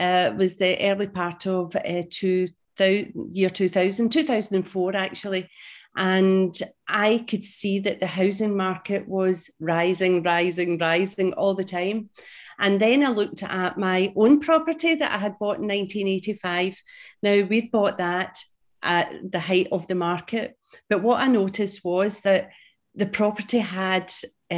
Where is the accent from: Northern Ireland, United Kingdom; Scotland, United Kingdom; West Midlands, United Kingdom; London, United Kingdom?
Scotland, United Kingdom; Glasgow; now in St Andrews, United Kingdom; I am Scottish. I was brought up in Glasgow and now living in a beautiful, beautiful place in Scotland East Coast called St Andrews